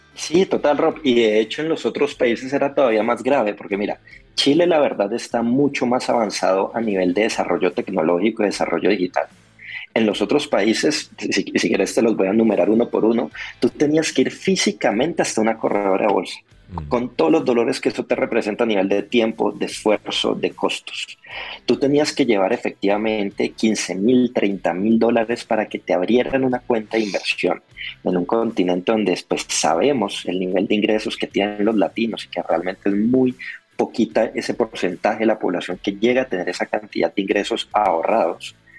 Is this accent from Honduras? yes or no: no; Colombia; yo como colombiano